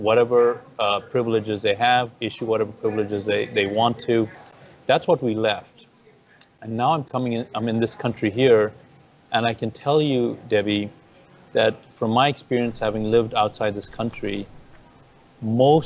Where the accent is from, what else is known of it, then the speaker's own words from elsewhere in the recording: Zambia; also born or lived in Ethiopia / Zimbabwe / India (parents); now in United States; that's where I really grew up, in the country of Zambia.